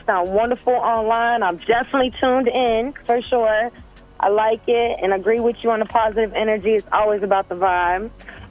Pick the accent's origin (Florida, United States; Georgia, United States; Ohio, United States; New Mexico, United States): Ohio, United States; Cincinnati; also born or lived in Cleveland, Ohio; now in Atlanta, United States; I'm originally from Cincinnati and Cleveland.